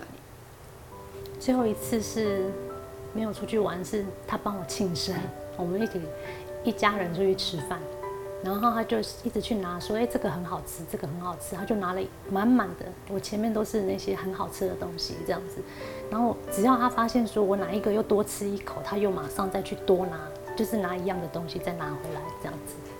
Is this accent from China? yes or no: no; Paraguay; moved away as an adult; now in Taiwan; 去南美洲巴拉圭